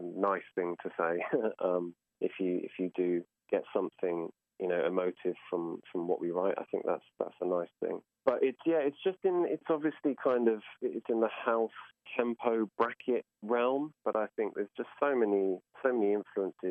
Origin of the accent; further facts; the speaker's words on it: Bristol, South West England, United Kingdom; I'm from Bristol